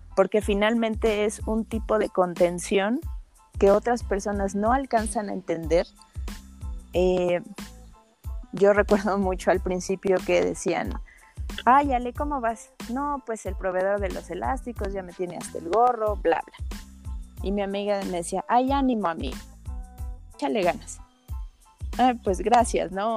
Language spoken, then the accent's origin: Spanish; Mexico; en mi país